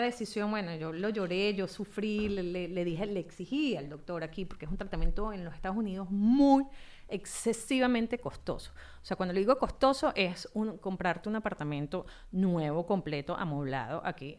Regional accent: Valencia, Carabobo, Venezuela; moved away as an adult; also born or lived in Caracas; yo soy valenciana, de origen valenciano. Eh, mi mamá es inglesa, mi papá es español

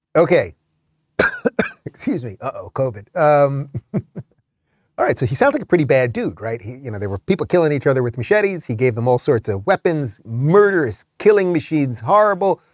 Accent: New York City, New York, United States; I grew up on Howard Stern, grew up in New York City.

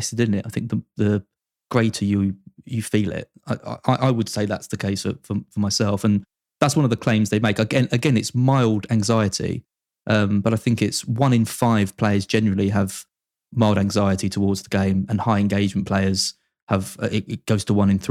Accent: Essex, East of England, United Kingdom; it's in my hometown.

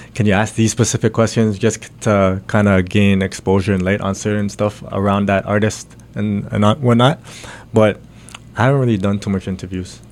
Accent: Pickering, Ontario, Canada; also born or lived in Bahrain / Ajax / Scarborough; I was born in Bahrain. Uh, my family's out from the Philippines, so I have the Filipino blood in me. Um, moved to Canada, Boom, out in Durham, Pickering side

